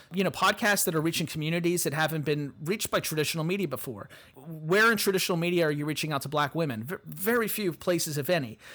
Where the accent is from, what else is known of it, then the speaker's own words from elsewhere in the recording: Appalachia, United States; I'm from Appalachia.